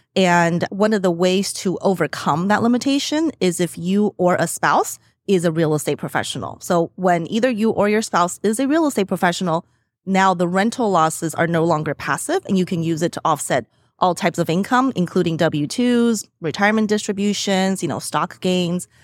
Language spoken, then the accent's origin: English; Las Vegas, Nevada, United States; moved away; I'm from Las Vegas mm-hmm. originally